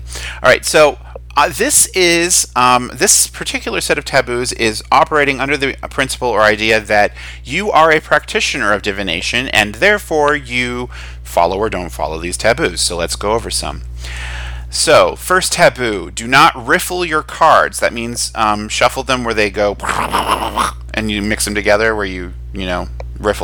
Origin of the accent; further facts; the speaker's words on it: United States; since I'm American